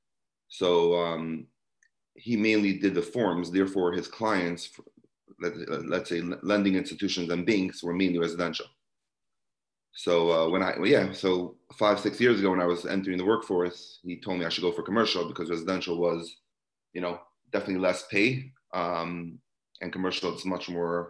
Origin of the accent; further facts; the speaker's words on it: New York City, New York, United States; I grew up in Brooklyn, New York